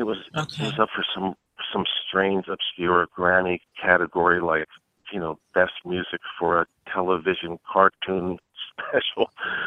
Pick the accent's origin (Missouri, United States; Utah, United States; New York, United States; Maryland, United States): Maryland, United States; Baltimore; moved away; How are things in my hometown of Baltimore, Maryland?